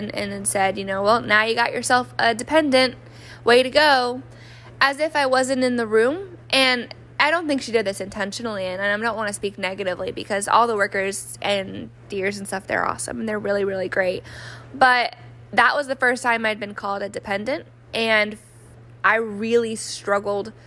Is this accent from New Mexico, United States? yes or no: yes; New Mexico, United States; moved away; I grew up in New Mexico, which rarely gets snow